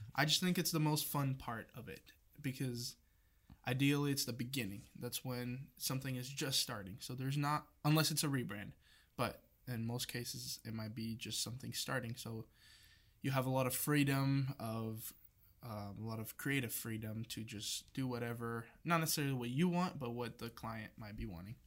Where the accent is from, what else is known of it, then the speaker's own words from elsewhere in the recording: Brazil; moved away as an adult; now in United States; I'm not from here, I'm from Brazil